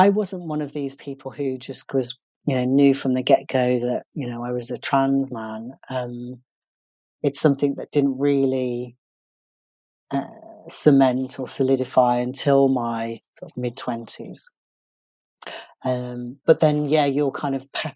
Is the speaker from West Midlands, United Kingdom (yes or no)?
yes; Birmingham, West Midlands, United Kingdom; I'm from Birmingham.